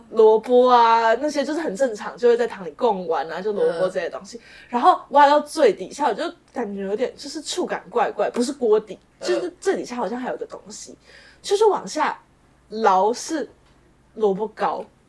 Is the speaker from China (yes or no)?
no; Taipei, Taiwan; 其实我是个台北人，嗯。然后我也在台北念书，嗯。然后我一生的生活范围就是台北